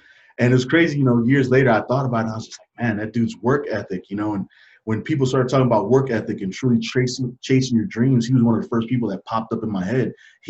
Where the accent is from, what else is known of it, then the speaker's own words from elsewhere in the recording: New York, United States; also born or lived in Fort Bragg; So I grew up in Lower East Side, New York, and I also grew up in Fort Bragg, North Carolina.